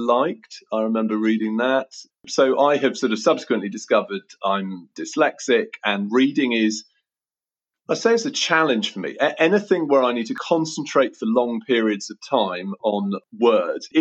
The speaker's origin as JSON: {"language": "English", "town": "Oxford", "region": "South East England", "country": "United Kingdom", "tie": "born or raised there", "said": "I grew up in Summertown in Oxford, and I now live about a mile from Summertown in Oxford."}